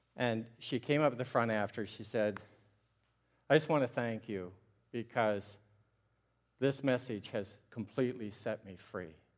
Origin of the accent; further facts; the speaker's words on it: Ontario, Canada; I'm a Canadian from Ontario, and I'm a missionary to Canada